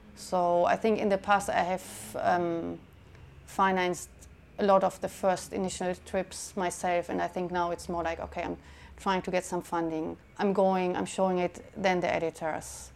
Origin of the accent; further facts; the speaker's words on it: Germany; moved away as an adult; also born or lived in San Francisco, United States; now in London, United Kingdom; I was born in Germany and I'm living now in London for seven years.